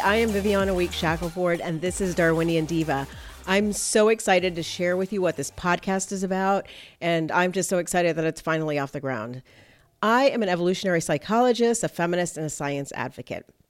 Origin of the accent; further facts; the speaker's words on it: Miami, Florida, United States; moved away as an adult; also born or lived in Fort Lauderdale; my hometown, Miami, and Fort Lauderdale area